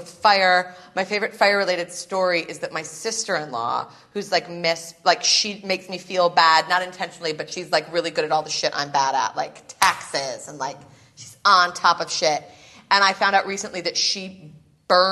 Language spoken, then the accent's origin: English; Chicago, Illinois, United States; I'm from Chicago.